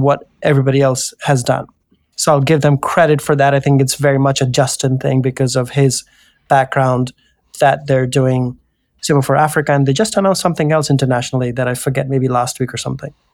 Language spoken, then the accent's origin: English; India; moved away; I come from India